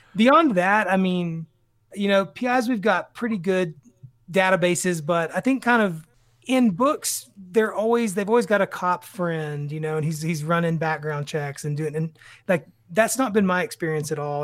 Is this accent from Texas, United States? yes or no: yes; Tyler, Texas, United States; I grew up in Tyler, Texas.